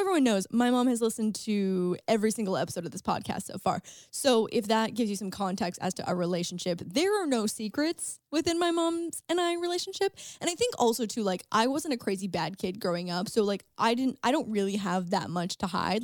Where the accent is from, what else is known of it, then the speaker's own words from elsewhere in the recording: St. Catharines, Ontario, Canada; moved away; Saint Catharines, my hometown